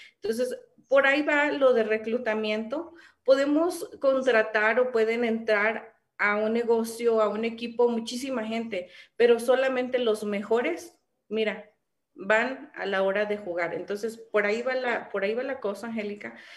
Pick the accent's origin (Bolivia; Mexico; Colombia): Mexico; first language Spanish; also born or lived in California; como decimos aquí en México